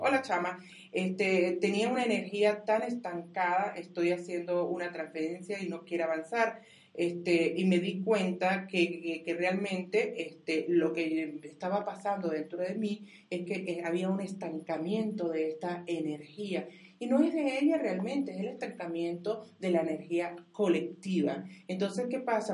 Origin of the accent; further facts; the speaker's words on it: Venezuela; yo soy venezolana